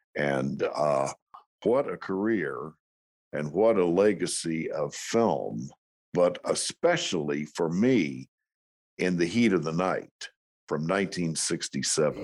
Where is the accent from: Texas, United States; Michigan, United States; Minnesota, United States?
Texas, United States; moved away; I'm from Texas, and I was working in Dallas